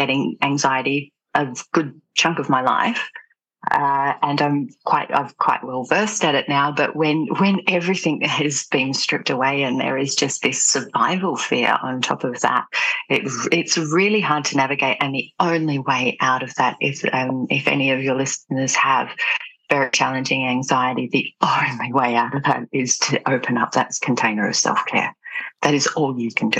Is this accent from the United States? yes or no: no; Australia; landed back in my hometown